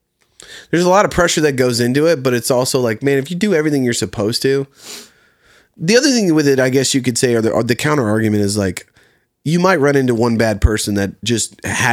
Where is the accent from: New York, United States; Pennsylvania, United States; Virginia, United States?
Virginia, United States; Colonial Heights; So a small town in Virginia called Colonial Heights. It's just outside of Richmond, right next to Petersburg, Virginia.